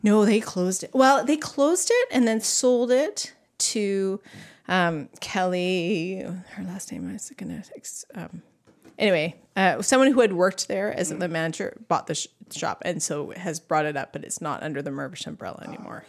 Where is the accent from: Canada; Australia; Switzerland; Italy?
Canada; Duncan, British Columbia; I grew up there. I was born and raised there